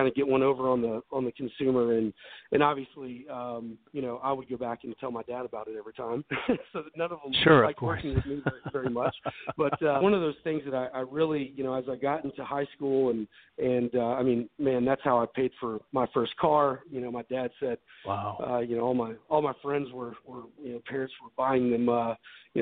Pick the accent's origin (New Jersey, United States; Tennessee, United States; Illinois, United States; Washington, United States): Tennessee, United States; Memphis; moved away as an adult; also born or lived in Dallas, Texas / Laguna Beach, California; now in Nashville, United States; I'm originally from Memphis, Tennessee, and I grew up there